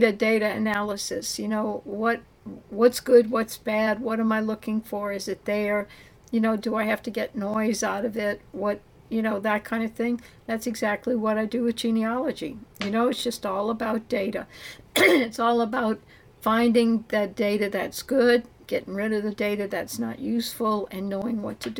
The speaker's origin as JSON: {"language": "English", "town": "New Orleans", "region": "Louisiana", "country": "United States", "tie": "born or raised there", "said": "I'm from New Orleans. I grew up, around all four grandparents."}